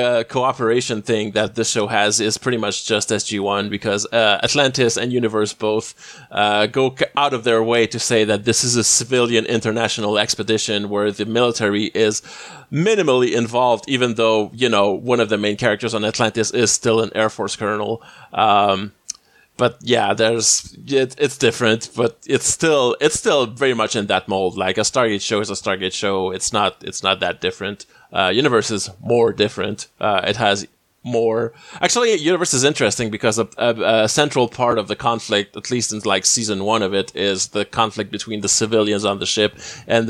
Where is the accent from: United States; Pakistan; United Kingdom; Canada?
Canada; the only Canadian on this episode